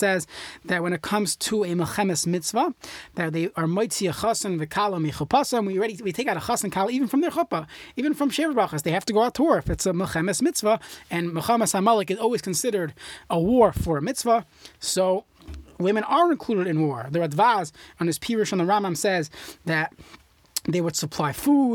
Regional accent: New York, United States; growing up in New York

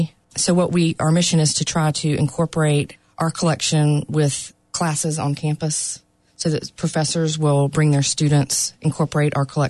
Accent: Raleigh, North Carolina, United States; moved away as an adult; also born or lived in New York City; I'm originally from Raleigh, and I ended up going back to graduate school in New York City and lived there for several years.

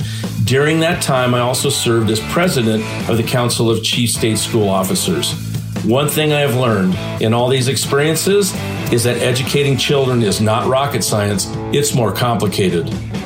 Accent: Idaho, United States; the great state of Idaho, my home state

